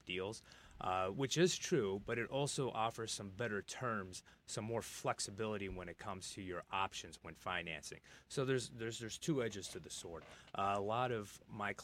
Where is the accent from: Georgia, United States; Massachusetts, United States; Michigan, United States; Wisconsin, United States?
Michigan, United States; also born or lived in Los Angeles, California; I consider myself a native Michigander